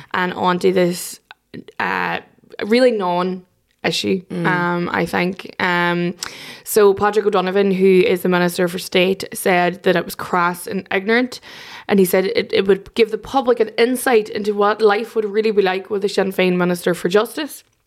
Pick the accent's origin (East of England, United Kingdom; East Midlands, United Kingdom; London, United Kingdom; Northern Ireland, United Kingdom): Northern Ireland, United Kingdom; Derry; I'm from Derry